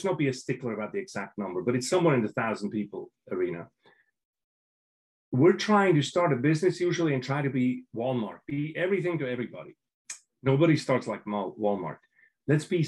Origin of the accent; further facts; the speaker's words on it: Switzerland; moved away; I'm from Switzerland, I'm European